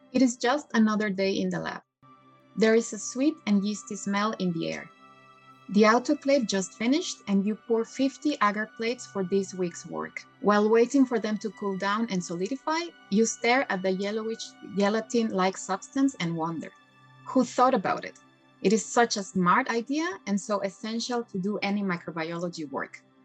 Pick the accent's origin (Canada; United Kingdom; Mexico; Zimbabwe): Mexico; moved away; I come from Mexico